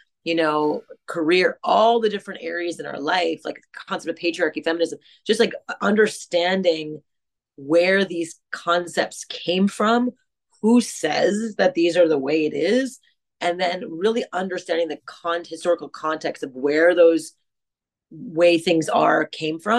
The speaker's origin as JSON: {"language": "English", "town": "Montreal", "region": "Quebec", "country": "Canada", "tie": "born or raised there", "said": "I grew up in French Canada in Montreal, in a greater America."}